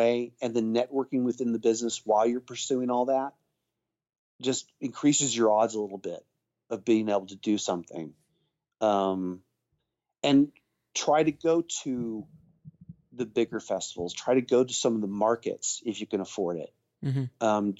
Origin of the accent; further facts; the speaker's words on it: Texas, United States; also born or lived in England; I grew up in England as a kid, mm-hmm. and mostly from Texas though